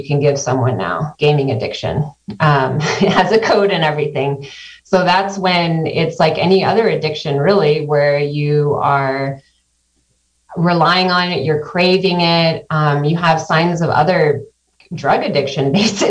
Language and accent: English; Santa Cruz County, California, United States; moved away as an adult; also born or lived in Sacramento / Tucson, Arizona; now in Mendocino County, United States; I grew up in Santa Cruz County